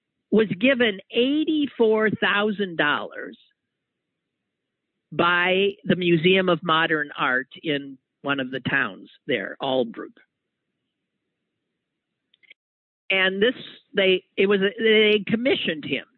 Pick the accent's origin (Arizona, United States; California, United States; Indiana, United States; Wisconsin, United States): Wisconsin, United States; I'm from Wisconsin